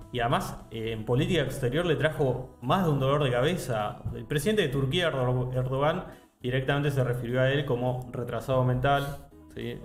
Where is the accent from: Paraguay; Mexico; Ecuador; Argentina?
Argentina; nosotros como argentinos